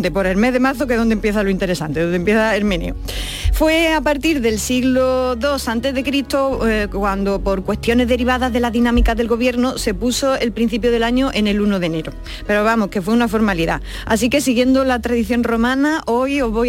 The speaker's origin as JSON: {"language": "Spanish", "region": "Andalusia", "country": "Spain", "accent": "Andalusian", "said": "Así, es, con mi acento propio."}